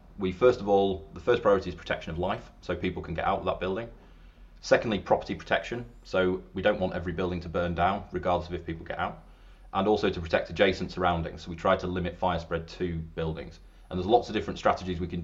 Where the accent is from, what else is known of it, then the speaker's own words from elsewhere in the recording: Yorkshire and the Humber, United Kingdom; moved away as an adult; also born or lived in London; I am from up north. I'm from Yorkshire, not Lancashire. Over here on the wrong side of the Pennines.